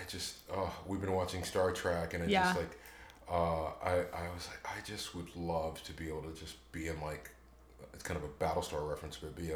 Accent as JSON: {"language": "English", "area": "Orange County", "region": "California", "country": "United States", "tie": "born or raised there", "also_born_or_lived": "Heidelberg, Germany / Chicago", "moved": "as an adult", "lives_now": "Georgia, United States", "said": "I grew up in Orange County, California, okay. which it's Disneyland, basically."}